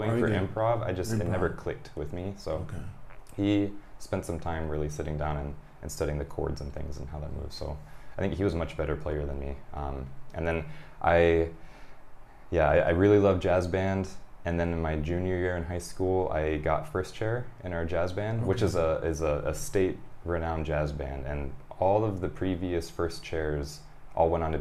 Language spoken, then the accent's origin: English; Michigan, United States; also born or lived in California; now in Japan; I'm a Michigander